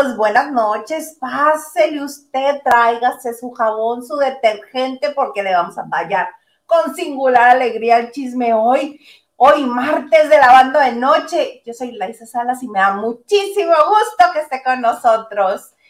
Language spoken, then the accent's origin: Spanish; Mexicali, Baja California, Mexico; moved away as an adult; yo siendo mexicalense, viviendo 26 años, bueno, 25 años de mi vida en Mexicali, me fui a vivir a la Ciudad de México